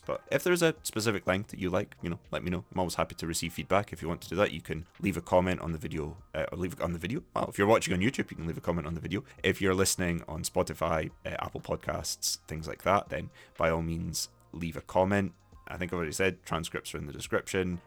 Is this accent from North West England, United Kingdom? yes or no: no; Dundee, Scotland, United Kingdom; accent: Scots English; I sound, I have a similar accent to people in my neighborhood, in my, my little sort of town called Brodie Ferry, which a lot of Dundonians say is quite a posh area of the city.